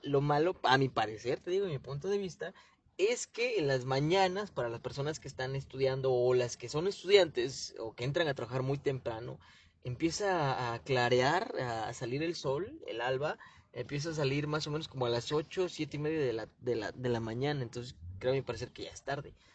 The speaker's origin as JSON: {"language": "Spanish", "country": "Mexico", "also_born_or_lived": "Chilpancingo", "said": "sí somos mexicanos"}